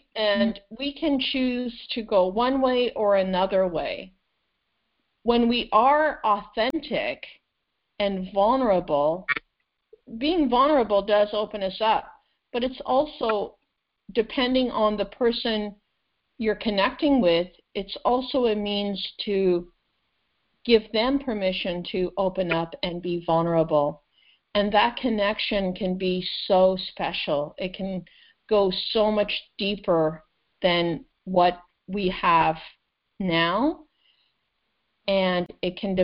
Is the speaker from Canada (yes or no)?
yes; Canada; English is a second language; also born or lived in Azores, Portugal; I wasn't born in Canada. I came from the Azores, Portugal. We came when I was 6 years old. And so adapting to a new country, a new language